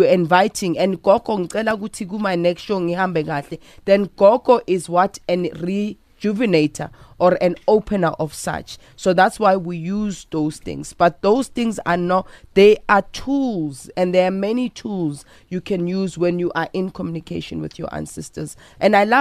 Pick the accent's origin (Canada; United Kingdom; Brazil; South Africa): South Africa; I am South African